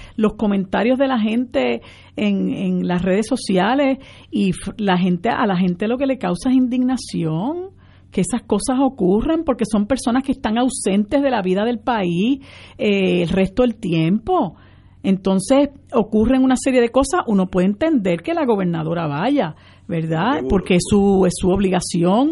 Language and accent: Spanish; Puerto Rico; nosotros como puertorriqueñas y puertorriqueños